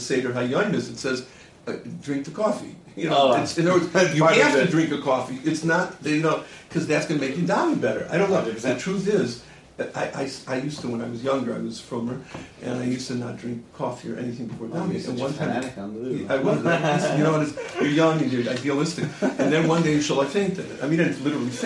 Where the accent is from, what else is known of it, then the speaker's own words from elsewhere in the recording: Milwaukee, Wisconsin, United States; moved away as an adult; also born or lived in Chicago / Israel / Lakewood / New York; I grew up in Milwaukee, Wisconsin